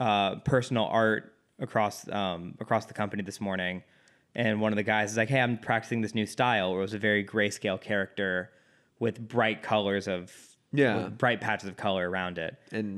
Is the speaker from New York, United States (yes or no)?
no; Dallas, Texas, United States; Hey now. I'm from Dallas.